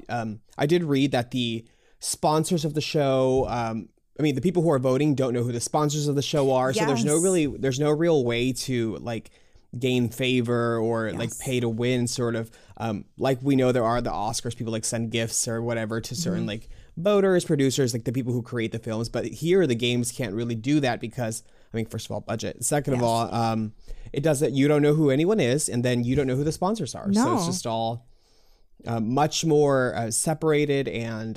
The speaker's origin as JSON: {"language": "English", "region": "Texas", "country": "United States", "said": "I'm from Texas"}